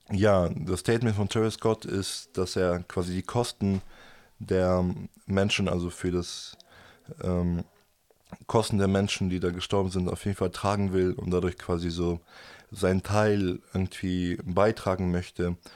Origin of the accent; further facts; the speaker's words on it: Germany; aber natürlich Deutschland ist meine Heimat und ich möchte natürlich in Deutschland leben.